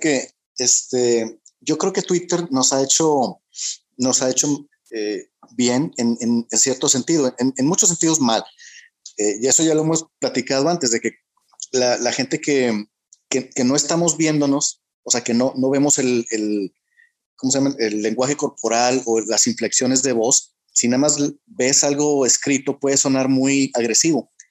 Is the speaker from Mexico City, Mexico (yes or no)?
no; Monterrey, Nuevo León, Mexico; yo que soy de Monterrey